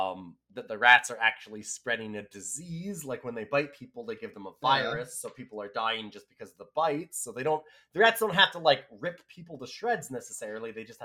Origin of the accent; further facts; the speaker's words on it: Canada; It would be very fun to watch as a Canadian.